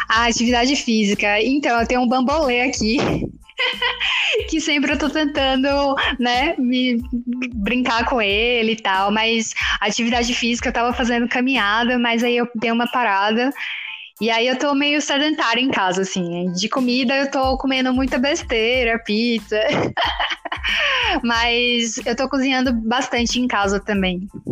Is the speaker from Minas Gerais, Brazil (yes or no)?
no; Jequié, Bahia, Brazil; eu sou de Jiquié